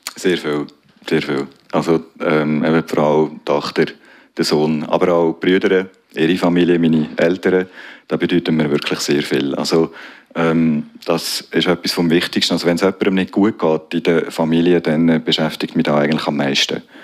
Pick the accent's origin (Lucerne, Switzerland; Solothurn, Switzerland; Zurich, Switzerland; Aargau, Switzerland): Aargau, Switzerland; Zofingen District; also born or lived in Strengelbach / Aarau; wir sind im Bezirk Zofingen aufgewachsen